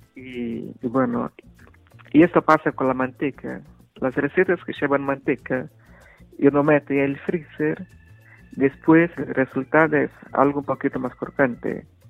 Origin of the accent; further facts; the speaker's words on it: Minas Gerais, Brazil; Spanish is a second language; moved away as an adult; yo soy de Minas Gerais